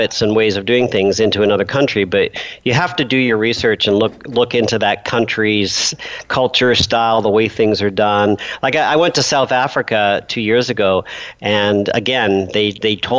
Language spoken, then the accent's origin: English; Canada; I'm a Canadian